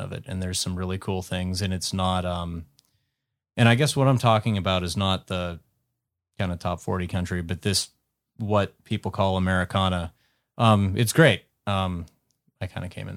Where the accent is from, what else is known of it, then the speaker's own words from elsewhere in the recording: Western Pennsylvania, United States; growing up in Western Pennsylvania